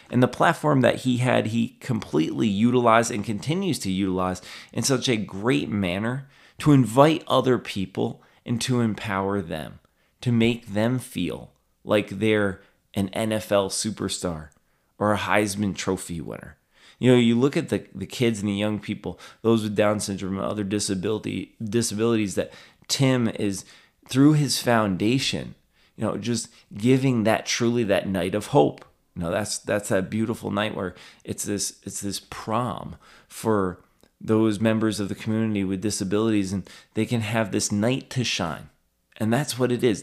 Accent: Albany, New York, United States; my hometown here

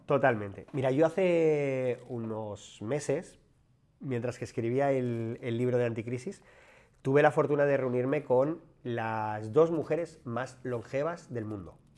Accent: Madrid, Community of Madrid, Spain; Yo soy un chico de barrio, de, un barrio de Madrid, barrio obrero

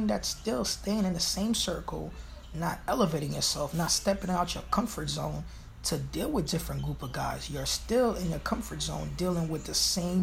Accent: New York City, New York, United States; I'm from Brooklyn. I'm from Flatbush

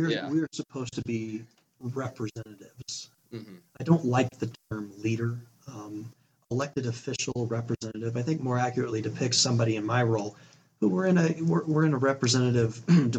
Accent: Arizona, United States; born there; also born or lived in Utah / California; So I was born in Arizona. We moved to Utah, to California, back to Utah, a couple different moves within each of those states.

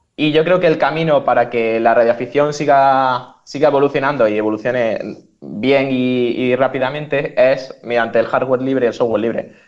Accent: Almería, Andalusia, Spain; moved away; yo soy de Almería y vengo del hacklab Almería

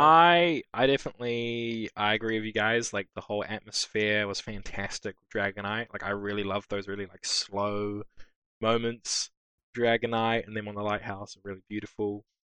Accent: Auckland, New Zealand; I'm from Auckland

